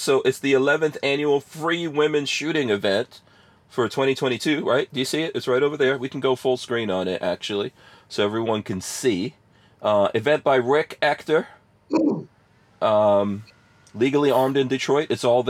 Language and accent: English; Guyana; Yeah, I was born in Guyana, yeah, in South America.